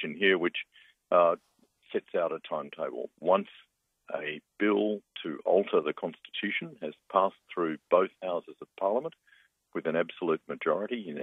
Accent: Victoria, Australia; in my home state of Victoria

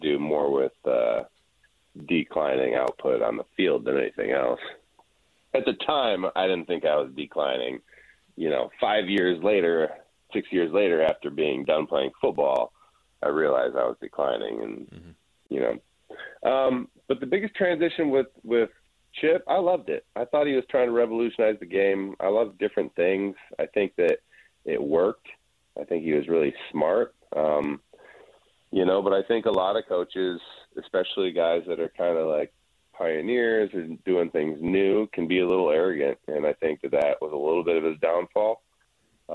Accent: Midwest, United States; moved away; We're both from the Midwest

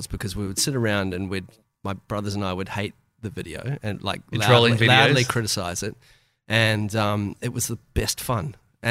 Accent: Auckland, New Zealand; I grew up in Auckland, New Zealand.

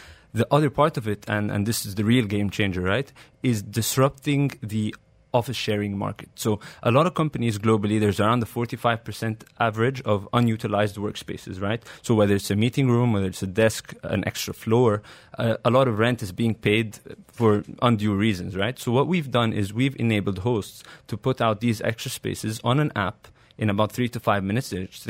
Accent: Cairo, Cairo Governorate, Egypt; moved away as an adult; No. So I grew up in Cairo. Yep. I started in the American University in Cairo. And then I came here 2 years later after I started my career.

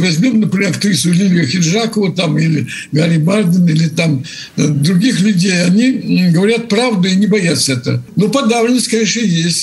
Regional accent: Russia; я патриот России. Я коренной русский человек

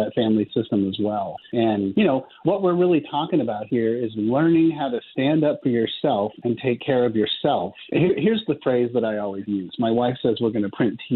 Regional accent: Palo Alto, California, United States; I grew up in Palo Alto, California

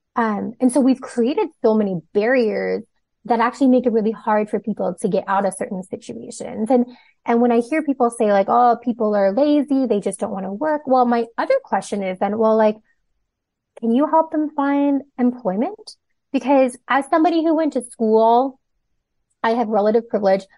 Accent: Toronto, Ontario, Canada; also born or lived in Hong Kong / Singapore; I was born in Hong Kong, lived a few okay. years in Singapore, um, but most of my life has been spent in Toronto, different parts of Toronto

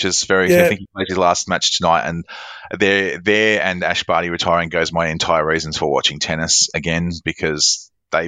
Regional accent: Australia; as an Australian

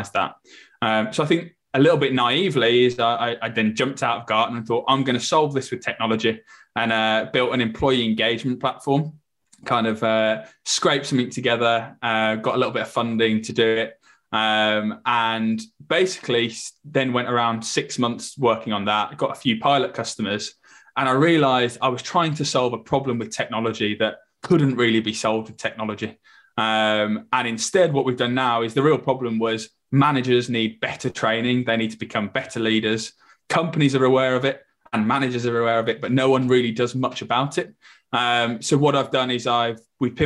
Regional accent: Birmingham, West Midlands, United Kingdom; moved away as an adult; also born or lived in London; I'm originally from Birmingham. I then went down to London to study at university

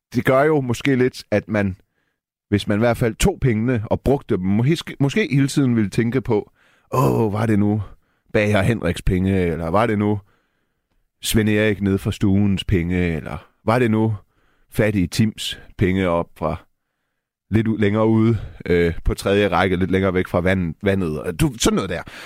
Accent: Denmark; Jeg er jo født og opvokset i Danmark

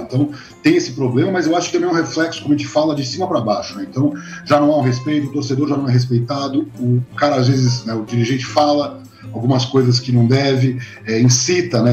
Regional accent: Brazil; como brasileiro

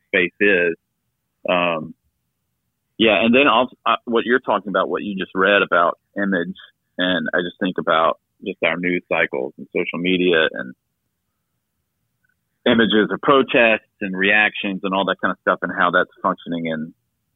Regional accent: the South, United States; I grew up in the South, small town.

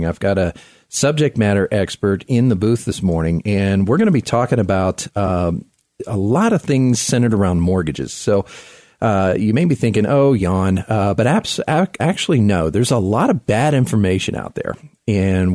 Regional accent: South Florida, United States; now in Colorado Springs, United States; I grew up in South Florida

